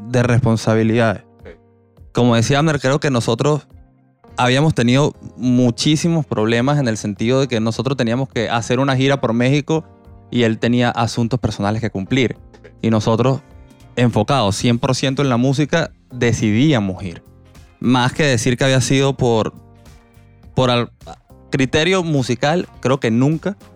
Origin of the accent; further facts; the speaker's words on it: Venezuela; now in Panama